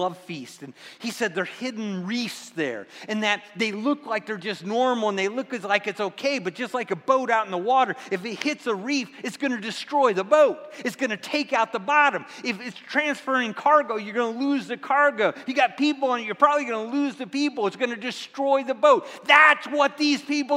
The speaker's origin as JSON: {"language": "English", "region": "Midwest", "country": "United States", "tie": "born or raised there", "moved": "yes", "said": "I grew up in the Midwest. I grew up in apple country."}